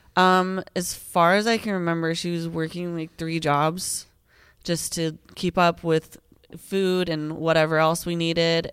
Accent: Colorado, United States; also born or lived in Greeley, Colorado / Oklahoma; I've lived in Colorado ever since then

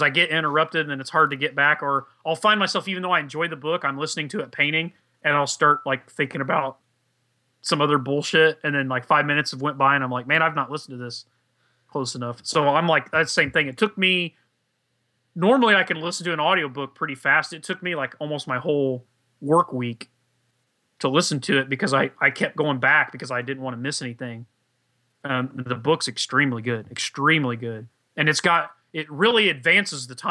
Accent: Indiana, United States; I'm a hillbilly. I'm from Indiana

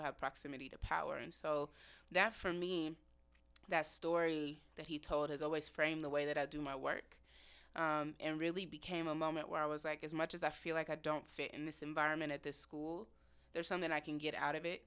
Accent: Indianapolis, Indiana, United States; moved away as an adult; now in Seattle, United States; born and raised in Indianapolis, Indiana

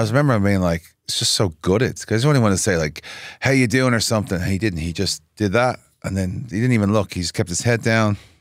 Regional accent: Dublin, Leinster, Ireland; moved away as an adult; now in Nashville, United States; I'm from Dublin. Grew up, born and raised.

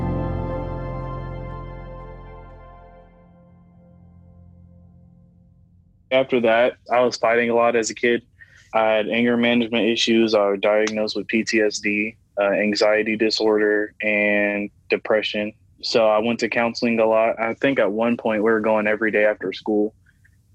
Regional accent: Columbus, Ohio, United States; I'm 18, and I'm from Columbus, Ohio.

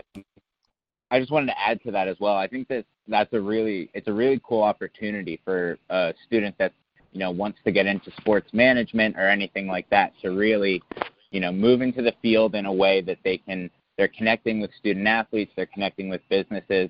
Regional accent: Princeton, New Jersey, United States; moved away as an adult; also born or lived in Washington, D.C.; Hugh and I are both from Princeton, New Jersey.

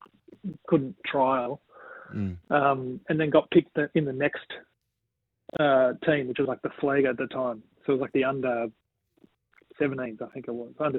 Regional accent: Sutherland Shire, New South Wales, Australia; So I grew up in the Sutherland Shire.

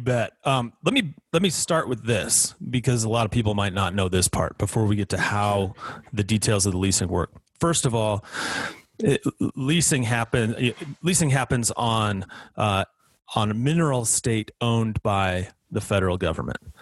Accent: Wyoming, United States; my home state of Wyoming

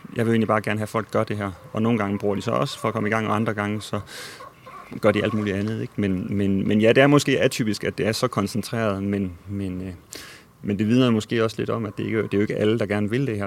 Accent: Odense, Southern Denmark, Denmark; also born or lived in Nørrebro, Copenhagen; now in Copenhagen, Denmark; i min barndom med mine forældre og bedsteforældre i Odense, hvor jeg kommer fra

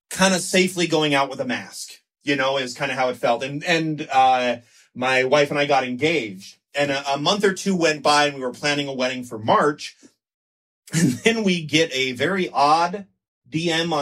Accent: Moreno Valley, California, United States; I grew up in the Inland Empire out by San Bernardino, Riverside area

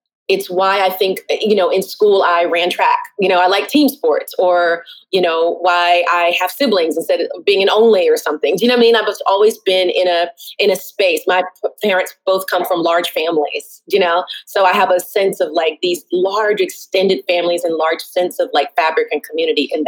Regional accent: the South, United States; now in Brooklyn, United States; I'm born and raised in the South

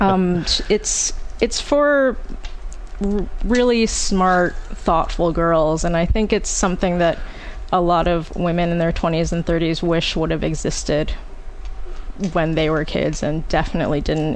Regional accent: Oak Park, Illinois, United States; my hometown of Oak Park, Illinois

